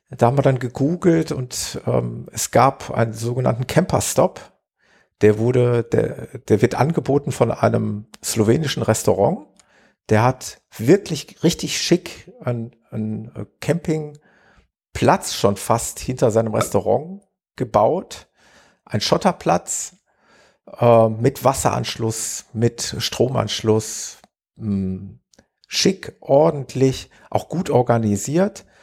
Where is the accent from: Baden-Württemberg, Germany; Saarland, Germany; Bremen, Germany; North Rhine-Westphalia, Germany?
North Rhine-Westphalia, Germany; Gelsenkirchen; in etwa so eine Größenordnung wie meine Heimatstadt Gelsenkirchen, würde ich mal sagen.